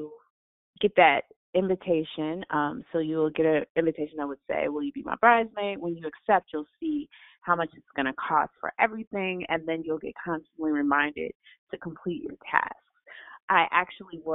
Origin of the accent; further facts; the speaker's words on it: Chicago, Illinois, United States; I'm from Chicago